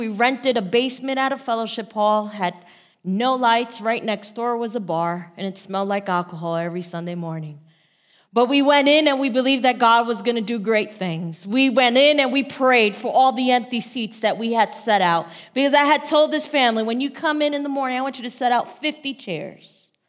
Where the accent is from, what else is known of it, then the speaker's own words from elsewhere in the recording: Bayonne, New Jersey, United States; I'm Pastor …. I am from Bayonne, New Jersey.